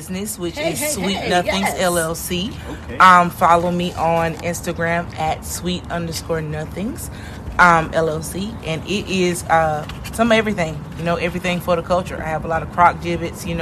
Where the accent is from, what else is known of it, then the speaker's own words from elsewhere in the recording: Horry County, South Carolina, United States; I'm from Horry County, Lower South Carolina. Do you hear how I talk?